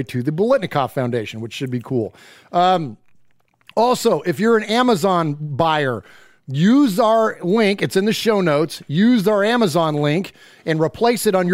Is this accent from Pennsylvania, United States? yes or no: no; Bay Area, California, United States; also born or lived in Chico, California; now in Middle Tennessee, United States; we're originally from the Bay Area, but we now live in Middle Tennessee